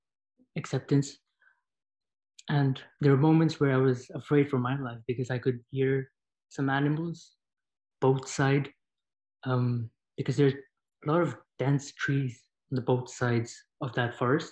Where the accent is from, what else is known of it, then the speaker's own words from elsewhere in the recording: India; moved away as an adult; now in Toronto, Canada; I'm in Toronto, but I came as a student from India